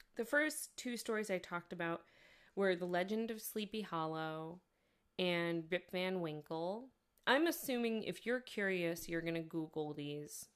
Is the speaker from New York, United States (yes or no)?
yes; New York, United States; I'm not from the South, of course, I'm from New York